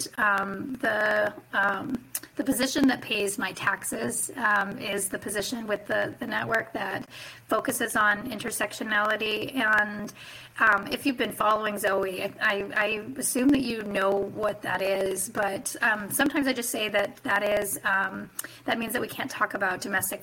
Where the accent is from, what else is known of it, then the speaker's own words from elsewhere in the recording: Chitina, Alaska, United States; now in Juneau, United States; I was raised in Chitina, Alaska on Otna land, which is in the interior of Alaska. Today I live on Tlingit